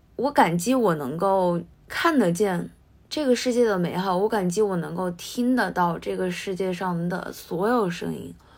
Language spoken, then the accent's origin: Chinese; China; moved away as an adult; now in Japan; 我自己是来自中国，然后现在在日本的大学